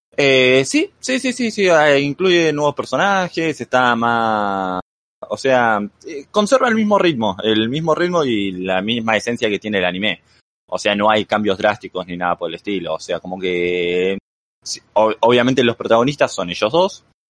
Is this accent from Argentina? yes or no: yes; Argentina; moved away as an adult; now in Mexico; soy de Argentina, o sea, soy argentino, pero actualmente estoy residiendo en México